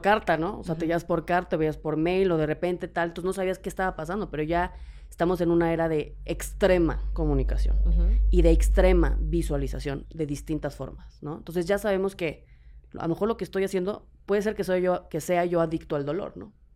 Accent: Mexico; En México

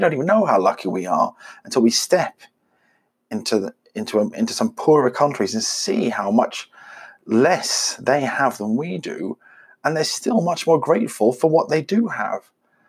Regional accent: South Africa; now in United Kingdom; I grew up in South Africa, which you may not get from my accent, even if you're an expert, but never mind. And I now live in the UK.

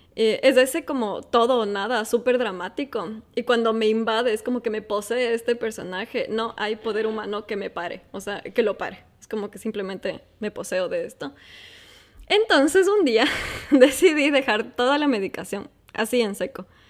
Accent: Ecuador; moved away as an adult; now in Qatar; soy ecuatoriana

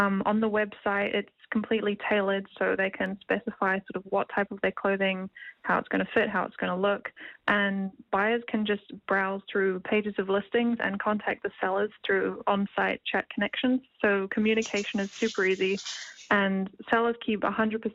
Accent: Wellington, New Zealand; I'm from Wellington, New Zealand. I'm currently at Scots College

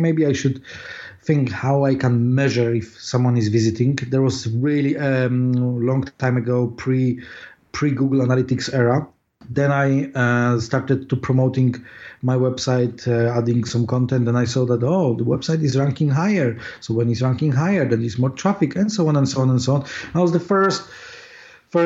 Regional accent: Poland; accent: Polish; English is a second language; moved away as an adult; now in London, United Kingdom; I was born in Poland, as you can hear my accent probably.

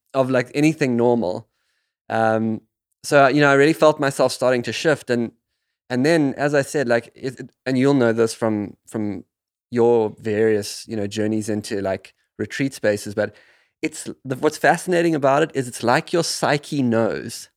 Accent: South Africa; the land that I grew up in South Africa

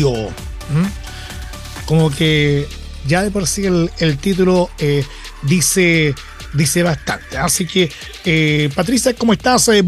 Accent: Chile; donde debería estar la esencia de nosotros como chilenos

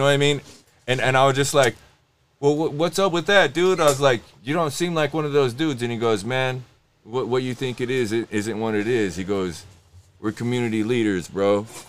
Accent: Idaho, United States; I'm indigenous. I'm from fucking Idaho, bro. I'm from the Reds.

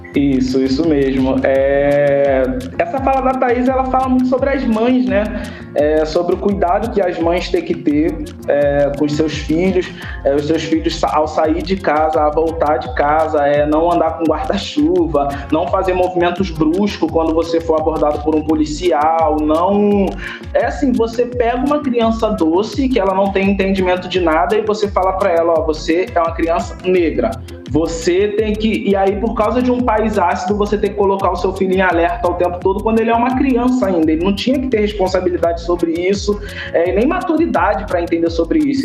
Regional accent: Rio de Janeiro, Brazil; moved away as an adult; now in Olinda, Brazil; sou do Rio de Janeiro, original, carioca.

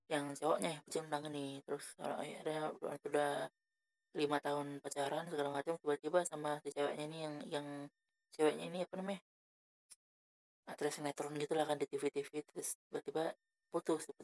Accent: Medan, North Sumatra, Indonesia; nggak percaya nanti orang aku orang Medan orang Medan nggak bisa bahasa Inggris

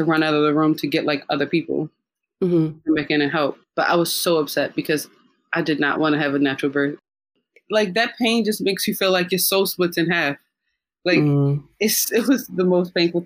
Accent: United States; moved away; I'm from the United States where every room is like quite big

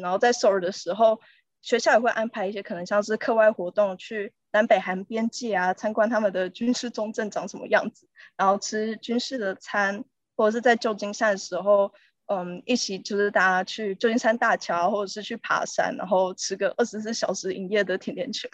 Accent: Taiwan; moved away as an adult; also born or lived in San Francisco, United States; now in London, United Kingdom; 我从出生到高中都是读台湾的体制的

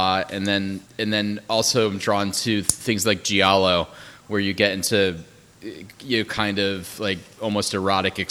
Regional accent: Southern Connecticut, United States; My family were growing up in Southern Connecticut

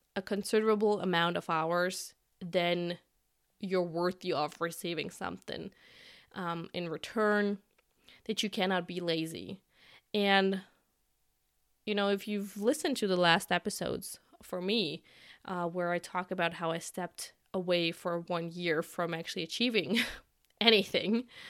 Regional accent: Germany; I'm from Germany

